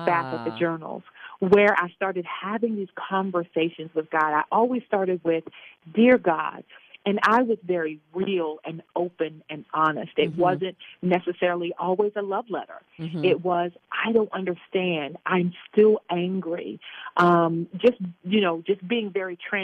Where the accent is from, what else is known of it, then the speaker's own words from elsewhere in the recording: Baltimore, Maryland, United States; moved away; also born or lived in Virginia; I was born and raised in Baltimore. And we moved from Baltimore because things became very violent in that area at the time, early 70s. And so we moved to Virginia